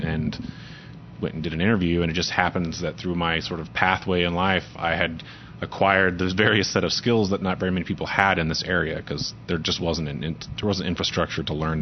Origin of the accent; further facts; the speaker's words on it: Moore, Oklahoma, United States; I grew up in Moore, which is just south suburb of here.